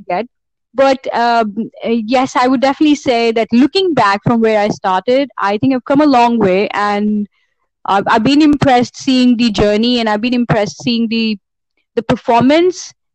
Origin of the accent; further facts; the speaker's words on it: India; as Indian riders